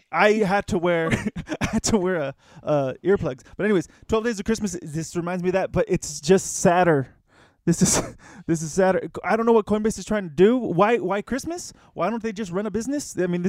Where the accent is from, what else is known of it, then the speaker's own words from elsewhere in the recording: United States; as an American